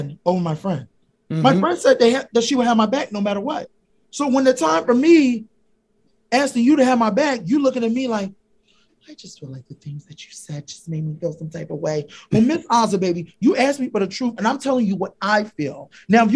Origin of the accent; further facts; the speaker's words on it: Philadelphia, Pennsylvania, United States; I'm from Philly